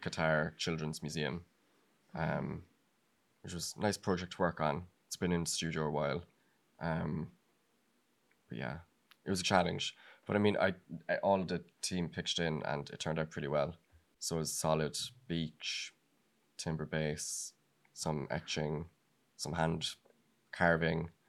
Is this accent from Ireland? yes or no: yes; Ireland; now in Amsterdam, Netherlands; I'm originally from Ireland